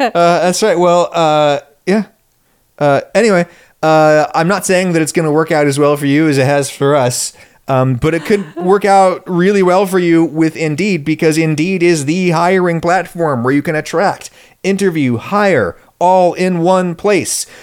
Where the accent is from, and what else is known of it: State College, Pennsylvania, United States; born or raised there